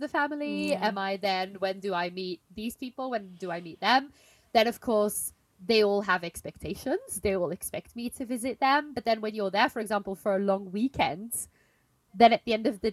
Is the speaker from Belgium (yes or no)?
yes; Belgium; moved away; I'm in my hometown now this week